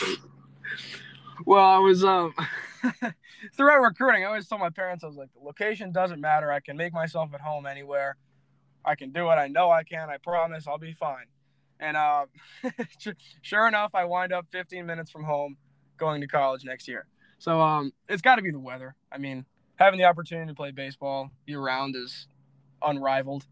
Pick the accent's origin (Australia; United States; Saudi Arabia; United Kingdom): United States; Florida; also born or lived in Lansing, Michigan; I'm a Florida boy at heart